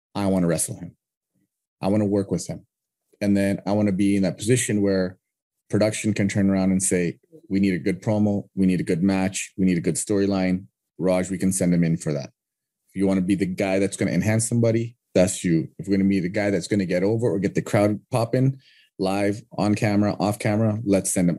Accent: Canada; I'm from Canada

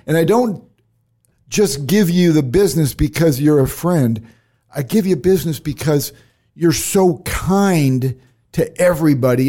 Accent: Cedar Rapids, Iowa, United States; fellow Iowan, I was born in Cedar Rapids

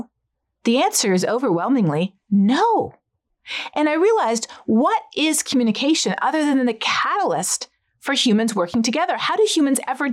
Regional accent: Canada; I'm Canadian

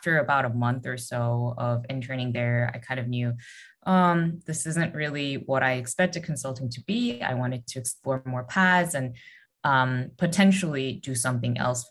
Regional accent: South Korea; moved away; also born or lived in United States; I'm originally from Korea

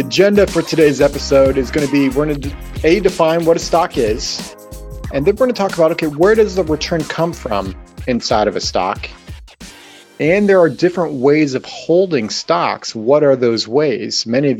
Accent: Denver, Colorado, United States; I was born in Denver. So I'm a diehard Broncos fan.

